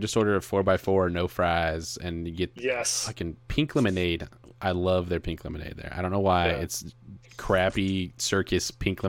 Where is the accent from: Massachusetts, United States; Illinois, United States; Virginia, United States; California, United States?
California, United States; Southern; I am from Southern California, like born, raised Southern California kid.